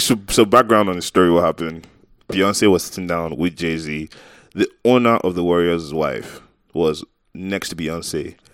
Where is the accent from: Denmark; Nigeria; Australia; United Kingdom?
Nigeria; I'm Nigerian. 'Cause I feel like in Nigeria, people don't care if you're a celebrity